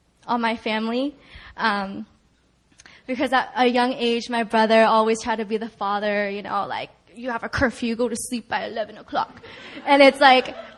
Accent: California, United States; moved away as an adult; also born or lived in New York; when I went away for college in New York, I'm from California

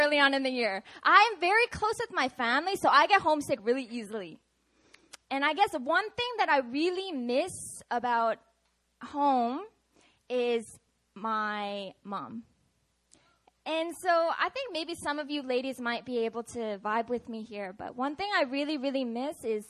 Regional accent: Seattle, Washington, United States; moved away; I'm from Seattle, Washington

